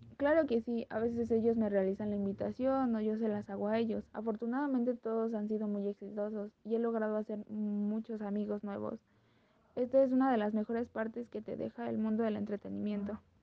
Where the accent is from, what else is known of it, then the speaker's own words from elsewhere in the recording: Mexico; soy mexicana y tengo 21 años